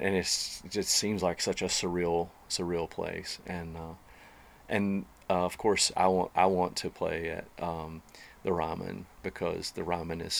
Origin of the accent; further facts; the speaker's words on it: Hildebran, North Carolina, United States; moved away as an adult; now in Nashville, United States; I grew up in Western North Carolina, in a little town called Hildebrand, North Carolina.